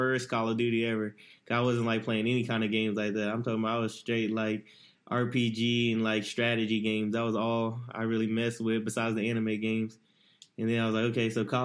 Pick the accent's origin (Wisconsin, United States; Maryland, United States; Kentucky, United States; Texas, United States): Texas, United States; Dallas; I'm from Dallas.